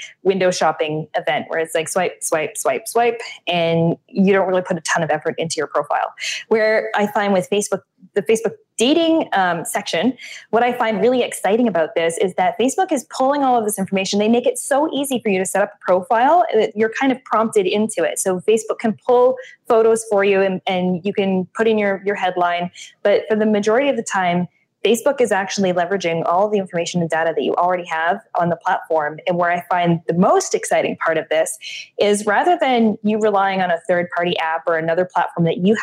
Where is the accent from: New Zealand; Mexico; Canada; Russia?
Canada; moved away; I am Canadian